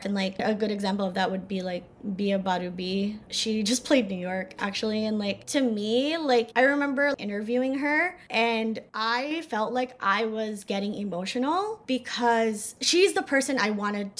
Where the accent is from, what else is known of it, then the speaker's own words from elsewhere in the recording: Philippines; In my experience about being Filipino, first of all, living in Northern England, a lot of people didn't know the Philippines existed.